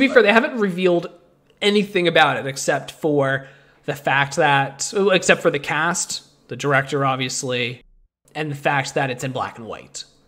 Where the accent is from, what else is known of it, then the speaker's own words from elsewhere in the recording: Canada; we're Canadian